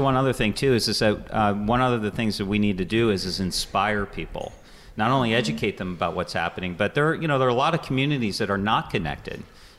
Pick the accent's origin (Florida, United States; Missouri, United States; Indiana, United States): Florida, United States; also born or lived in Louisiana, United States; I have ties to southwestern Pennsylvania. I grew up in other parts of the country, including Florida and actually Louisiana.